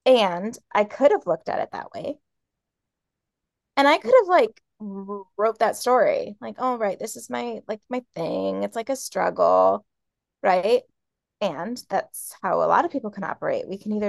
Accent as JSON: {"language": "English", "region": "New York", "country": "United States", "tie": "born or raised there", "also_born_or_lived": "Florida / Hawaii / Kentucky / Oklahoma", "said": "So I grew up in New York and then I moved to Florida, lived there for like 4 years, and then moved to Hawaii and lived there for 3 years."}